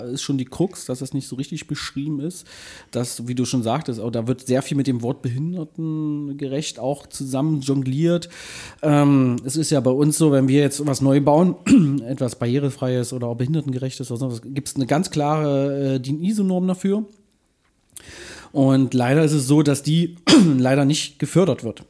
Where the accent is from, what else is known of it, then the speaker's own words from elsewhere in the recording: Magdeburg, Saxony-Anhalt, Germany; ich bin ja in Magdeburg äh, aufgewachsen